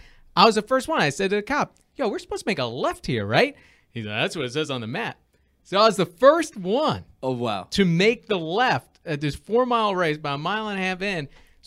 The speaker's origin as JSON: {"language": "English", "town": "East Islip", "region": "New York", "country": "United States", "tie": "born or raised there"}